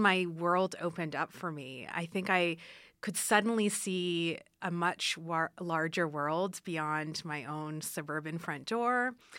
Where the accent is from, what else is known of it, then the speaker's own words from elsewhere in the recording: Ottawa, Ontario, Canada; moved away as an adult; now in Reno, United States; I am originally from Ottawa, Canada, and I've been in Reno since twenty thirteen